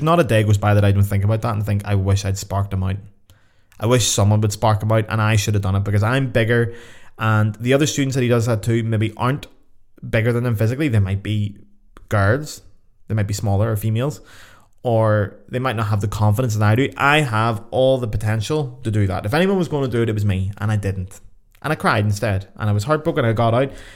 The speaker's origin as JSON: {"language": "English", "town": "Belfast", "region": "Northern Ireland", "country": "United Kingdom", "moved": "as an adult"}